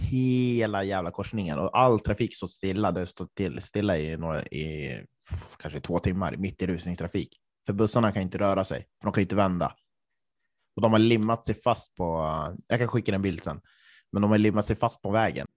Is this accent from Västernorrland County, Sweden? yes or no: no; Östersund, Jämtland, Sweden; min hemort Östersund